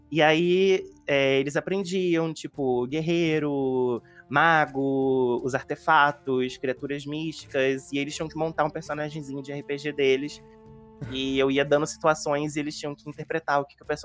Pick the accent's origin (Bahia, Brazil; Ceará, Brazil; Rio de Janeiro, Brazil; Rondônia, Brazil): Rio de Janeiro, Brazil; also born or lived in Magé; Não, sou do Rio de Janeiro, eu moro em Magé